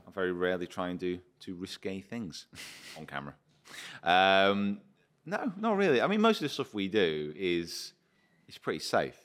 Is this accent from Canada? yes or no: no; United Kingdom; I'm British